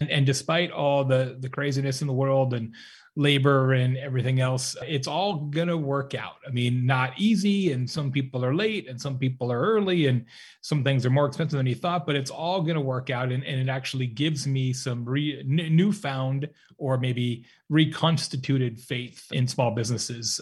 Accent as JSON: {"language": "English", "town": "Lake Havasu City", "region": "Arizona", "country": "United States", "tie": "born or raised there", "also_born_or_lived": "Tucson, Arizona", "said": "I grew up in Lake Havasu City, Arizona, which is on the Arizona-California border, small town in the desert"}